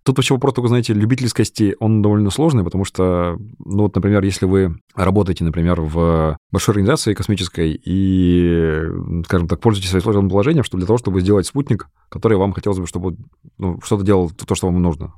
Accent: Kamchatka Krai, Russia; я вырос на Камчатке

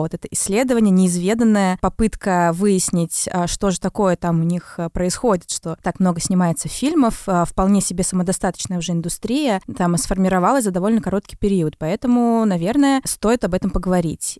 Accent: Belarus; я вообще белоруска

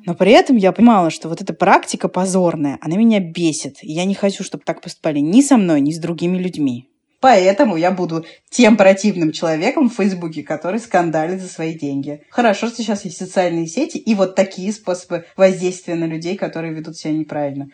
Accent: Moscow, Russia; мы сытые москвичи, да, мы сытые москвичи

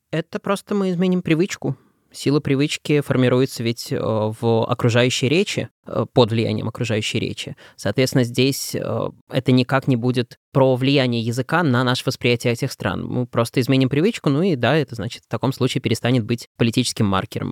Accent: Belarus; now in Russia; я из Белоруссии из, и являюсь белорусом и так далее, но живу в России уже пол своей жизни

